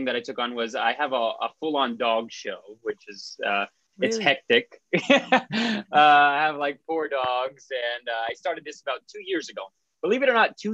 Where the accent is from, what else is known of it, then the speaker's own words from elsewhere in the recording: South Florida, United States; I'm from South Florida, which is where I am calling in from today